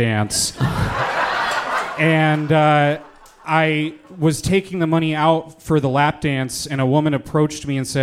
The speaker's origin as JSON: {"language": "English", "town": "Orlando", "region": "Florida", "country": "United States", "said": "I'm from Orlando."}